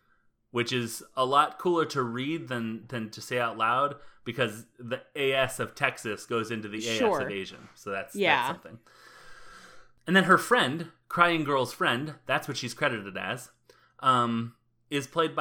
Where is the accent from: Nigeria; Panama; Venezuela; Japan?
Panama; I'm from Panama. I'm Panamanian.